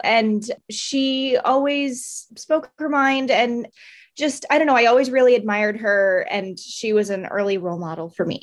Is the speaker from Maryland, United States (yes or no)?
yes; Maryland, United States; moved away as an adult; now in Tampa, United States; I grew up in Maryland my whole life